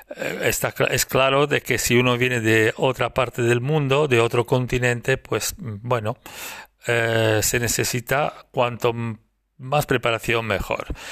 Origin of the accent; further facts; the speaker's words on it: Italy; now in Girona, Spain; soy italiano, vivo en España, en Girona, cerca de Barcelona